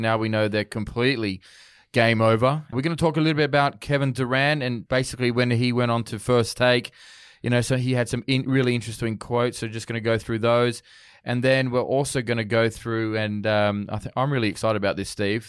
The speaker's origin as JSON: {"language": "English", "country": "Australia", "tie": "born or raised there", "said": "I'm born in Australia and I guess the, the sport that I grew up supporting in Australia was rugby league."}